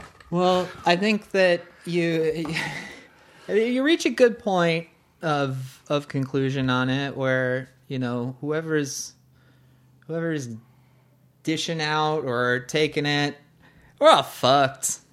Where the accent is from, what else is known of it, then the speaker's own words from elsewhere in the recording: United States; as an American